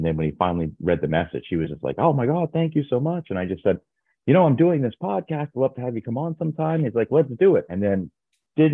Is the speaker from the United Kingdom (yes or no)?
no; Canada; I'm from Canada